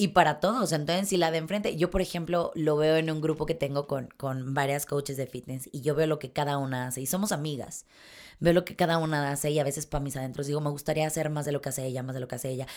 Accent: Mexico; como mexicana que soy

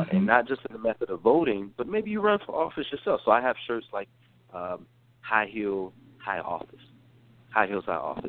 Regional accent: North Carolina, United States; moved away as an adult; also born or lived in Atlanta, Georgia; now in Washington, D.C., United States; I am from the state of North Carolina originally, born and raised

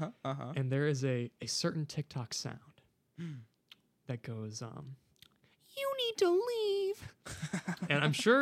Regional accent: Ann Arbor, Michigan, United States; also born or lived in Ypsilanti, Michigan; I grew up in the Ann Arbor area my whole life

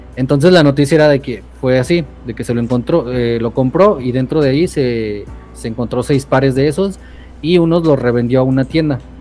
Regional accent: Durango, Mexico; yo vivo acá en, Durango. Soy de Durango.

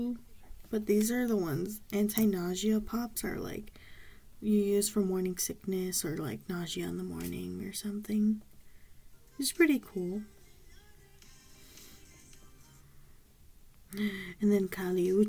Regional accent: Southern California, United States; I'm from SoCal

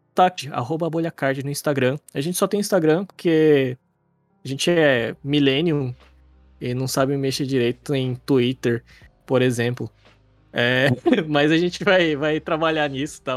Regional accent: Cuiabá, Mato Grosso, Brazil; a gente é de Cuiabá

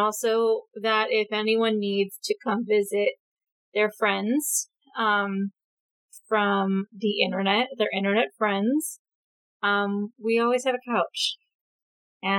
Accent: California, United States; now in Oregon, United States; I am a woman who lives in Oregon now and is from California

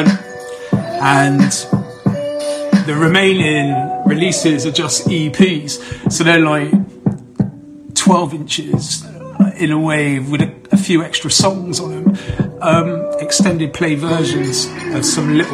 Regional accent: Bath, South West England, United Kingdom; here in Bath, my hometown

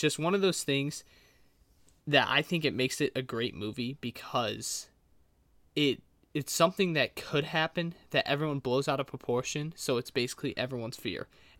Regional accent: Michigan, United States; But considering we're from Michigan, the chances of that happening is never, basically.

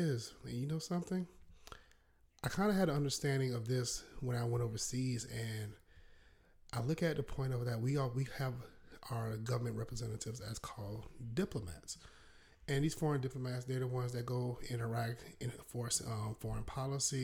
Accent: South Carolina, United States; accent: Southern drawl; you might not hear a little Southern drawl in my voice, because I'm born and raised in South Carolina.

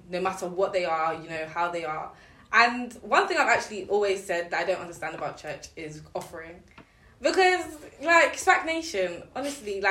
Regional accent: United Kingdom; I'm from like a black British household, you know, I'm Ghanaian as well.

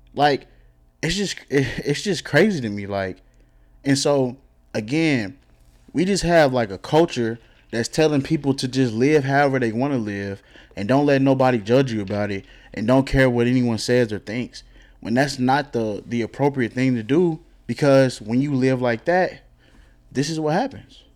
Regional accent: DeSoto, Texas, United States; I'm from DeSoto

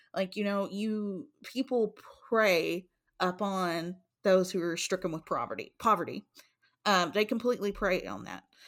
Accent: Eastern Kentucky, United States; we came from Eastern Kentucky.

